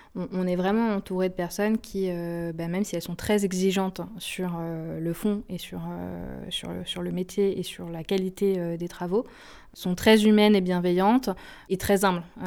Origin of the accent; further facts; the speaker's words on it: Haute-Savoie, Auvergne-Rhône-Alpes, France; moved away as an adult; also born or lived in Nice / Paris / Lille; j'ai grandi en Haute-Savoie